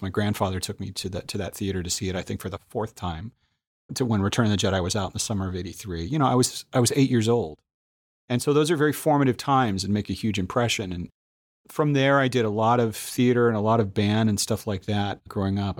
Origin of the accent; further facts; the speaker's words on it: Vacaville, California, United States; I grew up in Vacaville.